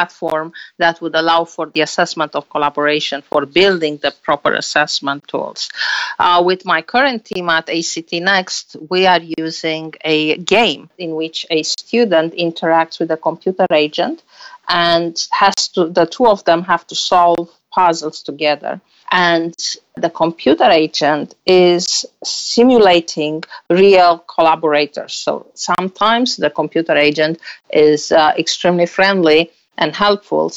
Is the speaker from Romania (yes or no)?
yes; Romania; moved away as an adult; also born or lived in Germany; now in United States; I am originally from Romania with a master in mathematics